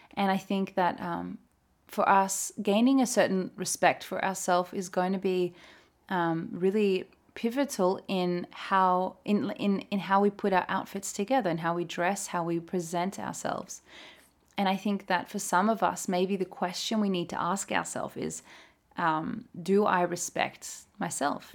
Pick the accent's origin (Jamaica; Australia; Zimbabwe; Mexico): Australia; moved away as an adult; now in Norway; as an Australian